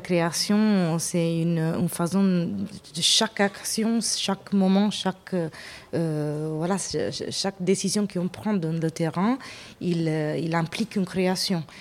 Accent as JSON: {"language": "French", "country": "Italy", "also_born_or_lived": "England", "second_language": "French", "moved": "yes", "lives_now": "France", "said": "je suis italienne d'origine"}